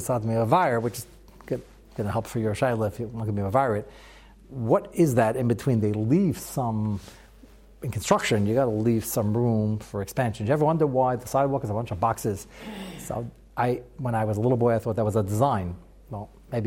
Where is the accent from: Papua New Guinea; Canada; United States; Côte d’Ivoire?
United States; as an American